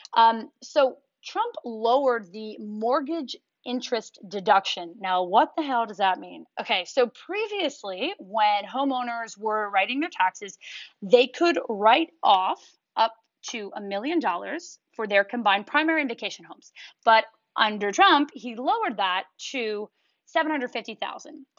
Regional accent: New York, United States; moved away; I'm from New York

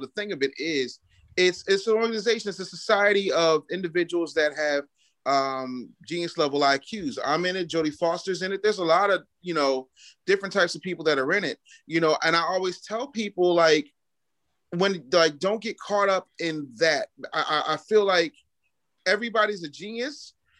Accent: Philadelphia, Pennsylvania, United States; also born or lived in 19 states; No, I'm from Philly, you know. Okay. It's all I know. I love Philadelphia. It's my home. Lived in 19 states, but like, I love this place. I'm here now.

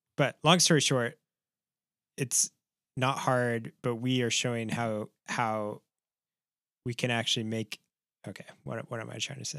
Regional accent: Midwest, United States; growing up in the Midwest

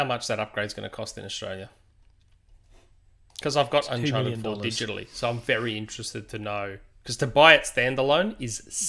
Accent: California, United States; So I grew up in the Desert Empire in Southern California. I lived about a mile from the big desert hills that stretch for miles.

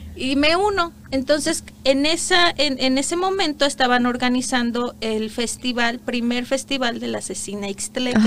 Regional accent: Iguala, Guerrero, Mexico; moved away as an adult; also born or lived in Morelos, Mexico; now in Canada; yo nací en el estado de Guerrero, nací en Iguala Guerrero

